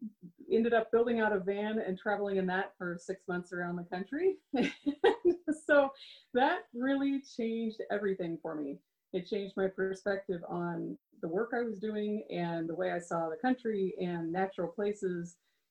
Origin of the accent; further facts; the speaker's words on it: Springfield, Missouri, United States; also born or lived in Arizona / Florida; I grew up here in Springfield, Missouri